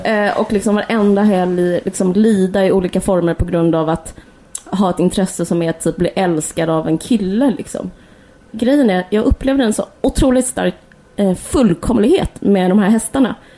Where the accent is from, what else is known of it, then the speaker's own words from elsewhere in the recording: Simrishamn, Skåne, Sweden; när vi växte upp i Simrishamn eller utanför